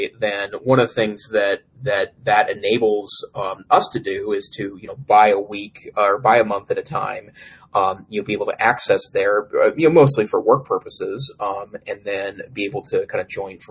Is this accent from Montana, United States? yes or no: yes; Great Falls, Montana, United States; Great Falls, Montana, my hometown